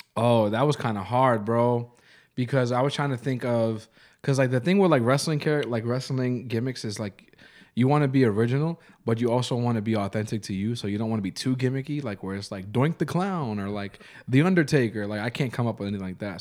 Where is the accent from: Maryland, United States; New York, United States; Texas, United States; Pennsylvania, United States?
New York, United States; I'm from New York